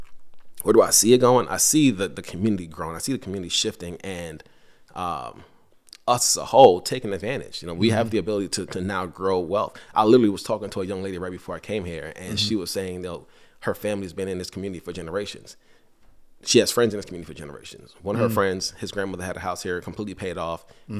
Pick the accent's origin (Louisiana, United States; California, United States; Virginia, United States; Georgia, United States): Virginia, United States; Henrico; So growing up in Henrico and then I moved to the city, probably around 2014 or 2015.